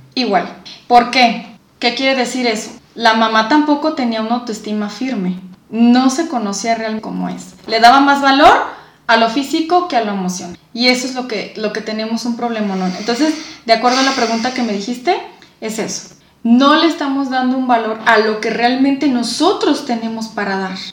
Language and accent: Spanish; Mexico; Nosotros como mexicanos